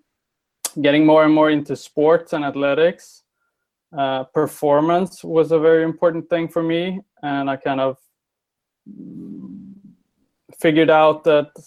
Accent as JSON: {"language": "English", "country": "Sweden", "said": "I'm from Sweden"}